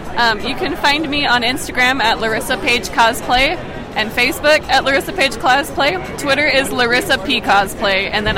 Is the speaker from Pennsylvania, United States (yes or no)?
no; Salt Lake City, Utah, United States; I am born and raised in Salt Lake City, Utah.